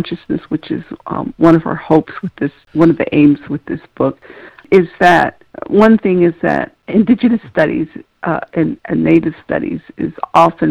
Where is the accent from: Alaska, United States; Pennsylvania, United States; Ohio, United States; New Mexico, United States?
New Mexico, United States; Tohatchee; moved away; I'm originally from Tohatchee, which is on the Navajo Nation on the New Mexico side